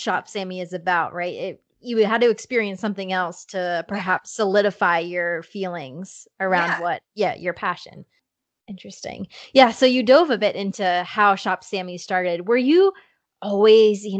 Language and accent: English; Toms River, New Jersey, United States; I'm from New Jersey. I grew up in Tom's River by Seaside